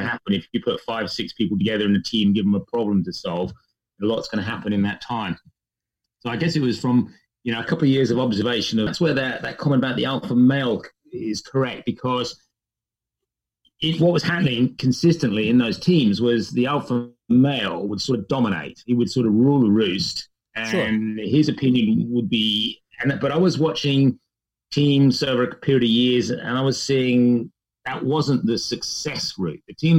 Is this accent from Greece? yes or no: no; England, United Kingdom; accent: English; moved away; hopefully you can detect enough of my English accent still left behind to prove that I'm what they call here a POM, or somebody who originally came from the UK